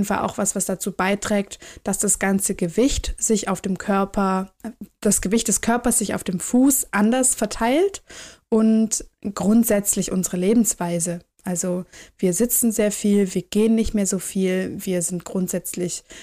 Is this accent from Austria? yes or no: no; Swabia, Germany; ich komme aus dem Schwaberländle